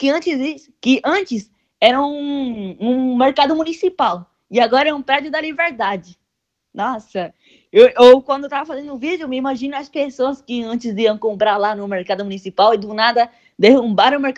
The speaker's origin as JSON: {"language": "Portuguese", "country": "Venezuela", "said": "Já estou planejando ir para outros estados também, para minha terra, Venezuela."}